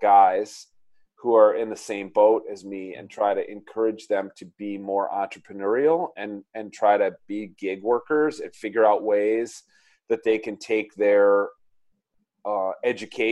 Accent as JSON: {"language": "English", "region": "Minnesota", "country": "United States", "tie": "born or raised there", "also_born_or_lived": "California", "said": "I grew up here in Minnesota"}